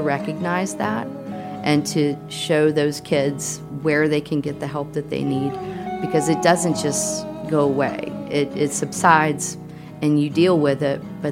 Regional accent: Lynchburg, Virginia, United States; moved away as an adult; I am from Lynchburg and left at 18, went to college and haven't moved back and still have family there, but that's where I initially grew up

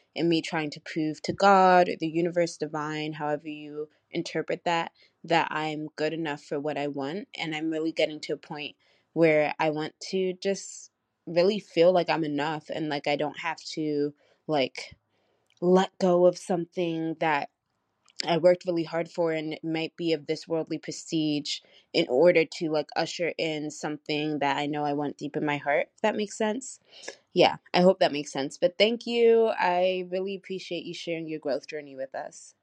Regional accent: United States; I'm from the States

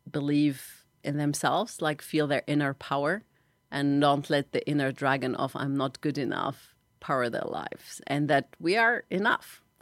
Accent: Tunisia; She assumed, maybe because I'm from Arab country, maybe because I'm a woman, maybe because I looked younger, that I couldn't be the cabinet minister that is invited for lunch.

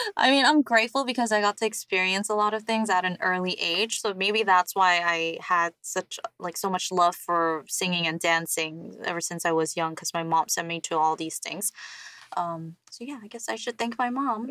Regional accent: New York, United States; now in South Korea; growing up in New York

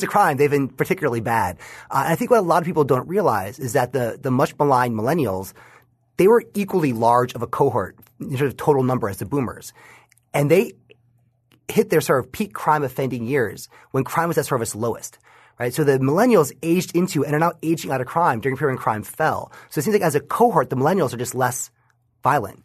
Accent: New York, United States; my home state of New York

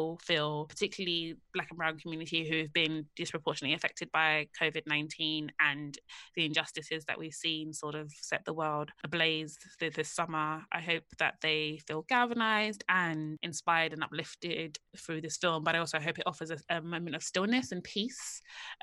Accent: London, United Kingdom; I'm from the same part of London that most of these girls are from. So I'm from Hackney.

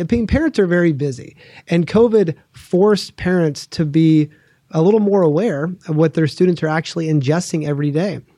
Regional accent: Oregon, United States; I grew up in Oregon

